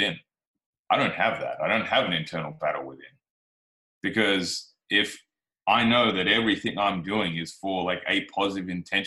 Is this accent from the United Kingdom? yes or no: no; Australia